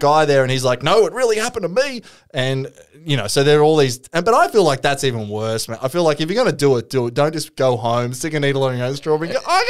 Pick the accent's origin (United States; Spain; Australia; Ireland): Australia; Caboolture, Queensland; I'm from Caboolture too.